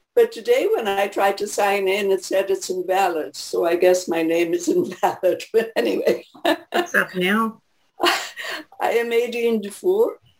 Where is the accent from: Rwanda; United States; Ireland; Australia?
Ireland; also born or lived in Quebec; now in Vancouver, Canada; I am from Ireland originally, lived some 40 years in Quebec